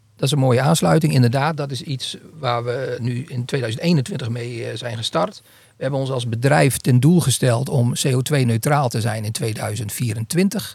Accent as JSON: {"language": "Dutch", "region": "northern Netherlands", "country": "Netherlands", "said": "ik ben Noorderling"}